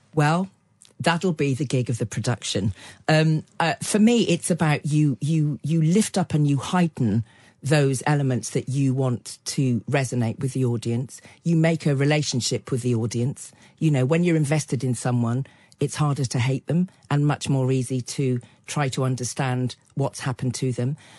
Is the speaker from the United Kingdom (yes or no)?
yes; Cotswolds, South West England, United Kingdom; I grew up in the Cotswold, Cotswolds in the sixties and early seventies